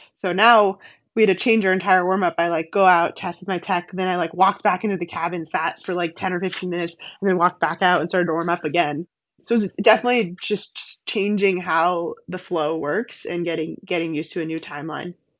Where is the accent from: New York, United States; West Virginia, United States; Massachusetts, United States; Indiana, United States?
Massachusetts, United States; Weston; I grew up skiing on the Weston Golf Course outside of Boston